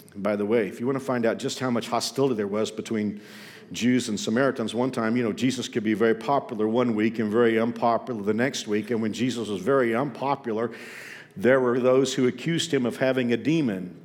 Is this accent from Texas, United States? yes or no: yes; Texas, United States; Growing up in Texas, we often heard the Cowboys referred to as America's team